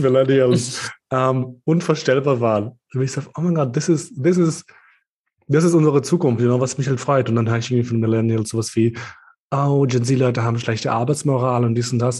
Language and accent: German; Kosovo; now in Austria; als Albaner aus dem Kosovo